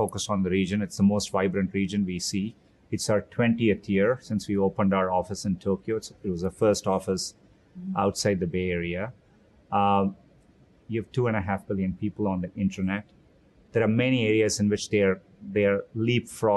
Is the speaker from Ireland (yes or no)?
no; Chennai, Tamil Nadu, India; moved away as an adult; now in United States; I grew up in Chennai, India